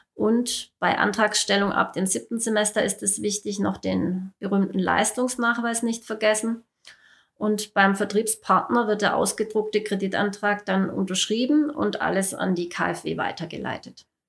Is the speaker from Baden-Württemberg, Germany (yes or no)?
yes; Baden-Württemberg, Germany; Hier bei uns im Ländle